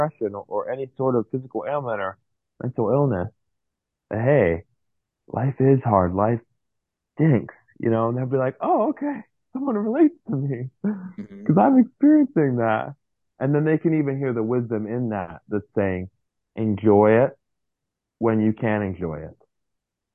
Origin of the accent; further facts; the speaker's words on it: United States; I grew up in America